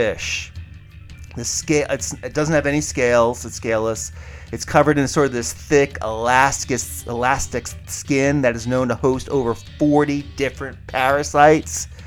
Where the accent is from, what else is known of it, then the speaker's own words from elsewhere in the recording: Barnegat Bay, Long Beach Island, New Jersey, United States; as a kid growing up in Barnica Bay, Long Beach Island